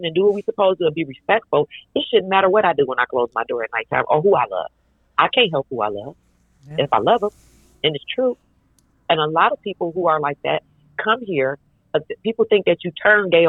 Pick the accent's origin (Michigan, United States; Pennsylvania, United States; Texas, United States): Michigan, United States; Detroit; I'm from Detroit.